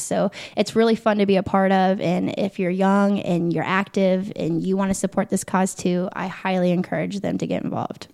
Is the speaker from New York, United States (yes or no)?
no; Muncie, Indiana, United States; I grew up in Muncie, Indiana, of course, home of Ball